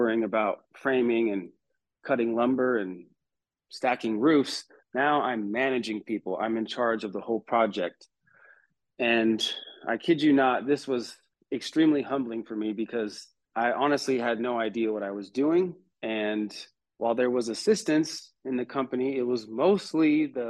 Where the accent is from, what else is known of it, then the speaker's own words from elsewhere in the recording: California, United States; moved away as an adult; now in North Carolina, United States; before I moved to North Carolina, I was born and raised in California